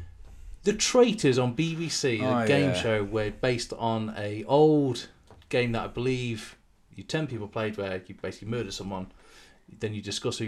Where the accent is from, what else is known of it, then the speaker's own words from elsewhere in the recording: United Kingdom; We're British